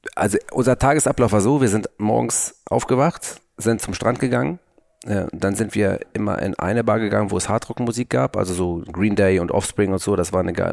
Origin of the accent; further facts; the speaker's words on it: Hamburg, Germany; bei uns in Hamburg